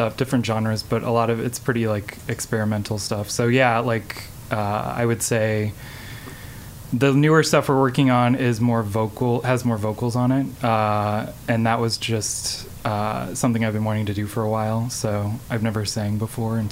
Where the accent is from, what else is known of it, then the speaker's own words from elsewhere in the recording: St. Louis, Missouri, United States; moved away as an adult; also born or lived in Chicago; now in Columbia, United States; I'm from St. Louis